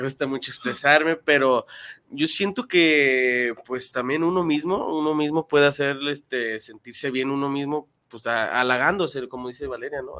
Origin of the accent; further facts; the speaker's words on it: Guadalajara, Jalisco, Mexico; yo soy de Guadalajara